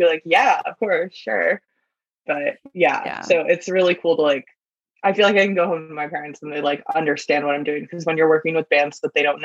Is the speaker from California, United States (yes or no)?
no; Connecticut, United States; now in New York, United States; I'm like from Connecticut